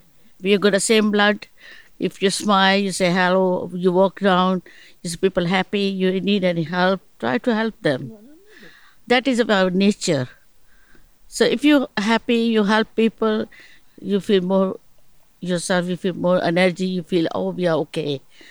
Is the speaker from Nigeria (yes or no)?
no; Kenya; moved away; I come from Kenya, East Africa.